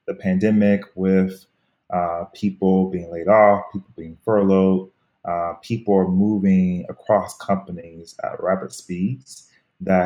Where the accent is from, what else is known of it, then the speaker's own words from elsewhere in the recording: Miami, Florida, United States; moved away as an adult; also born or lived in Harlem, New York City; now in New York City, United States; I'm born and raised from Miami, Florida